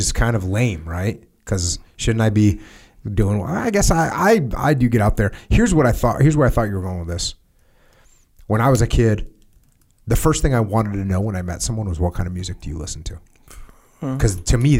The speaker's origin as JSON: {"language": "English", "area": "outside New York", "region": "East Coast", "country": "United States", "tie": "born or raised there", "said": "I'm from the East Coast"}